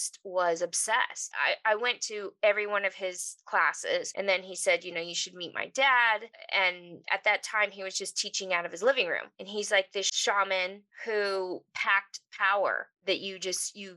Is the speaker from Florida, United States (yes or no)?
no; Los Angeles, California, United States; I grew up in the San Fernando Valley